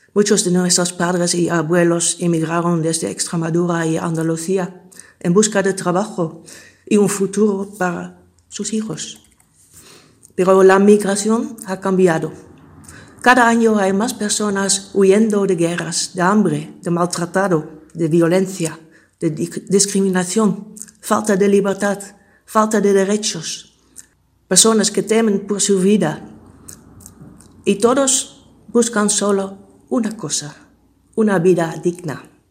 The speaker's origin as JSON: {"language": "Spanish", "country": "Netherlands", "second_language": "Spanish", "moved": "as an adult", "lives_now": "Spain", "said": "soy holandesa y España es mi nueva patria"}